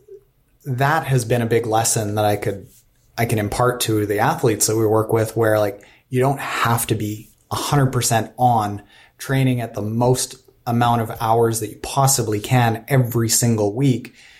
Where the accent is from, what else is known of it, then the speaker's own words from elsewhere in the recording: Canada; I'm from Canada.